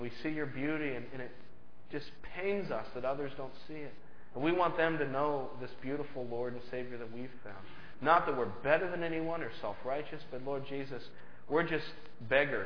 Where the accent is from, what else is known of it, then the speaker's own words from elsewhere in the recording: United States; I'm just an American